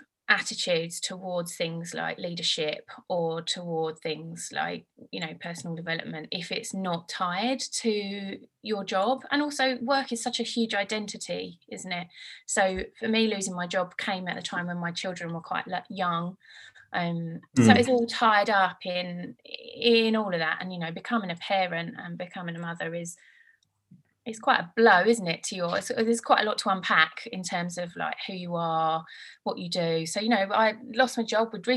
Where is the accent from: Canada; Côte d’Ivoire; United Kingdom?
United Kingdom; Brentwood, East of England; also born or lived in Birmingham / California / London / Leigh-on-Sea; I grew up in Brentwood